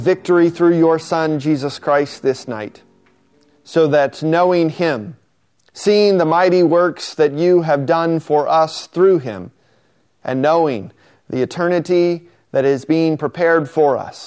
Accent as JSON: {"language": "English", "region": "Oklahoma", "country": "United States", "tie": "born or raised there", "moved": "yes", "lives_now": "California, United States", "said": "I grew up in Oklahoma"}